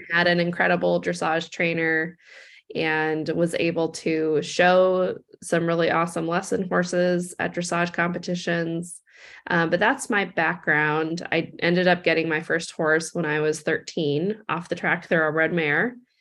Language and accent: English; Seattle, Washington, United States; I grew up in Seattle